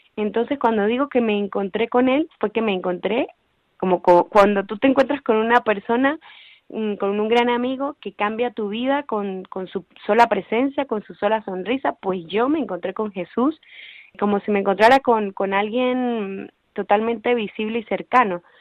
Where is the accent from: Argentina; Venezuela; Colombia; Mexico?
Venezuela; moved away as an adult; now in Madrid, Spain; soy venezolana y hace más o menos seis años que estoy fuera de mi país